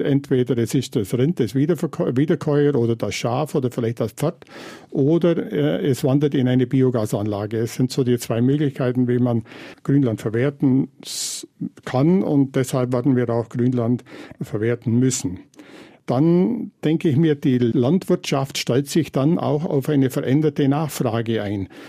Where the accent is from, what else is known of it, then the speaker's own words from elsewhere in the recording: Bavaria, Germany; In meiner Klimaregion, also im Voralpenland